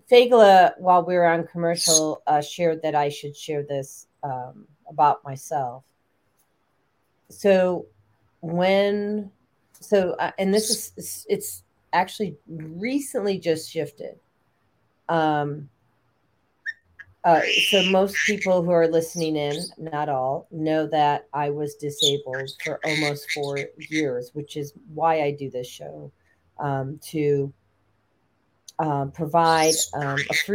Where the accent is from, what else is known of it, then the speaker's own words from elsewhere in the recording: Chicago, Illinois, United States; Also, I grew up in Chicago and Lake Michigan.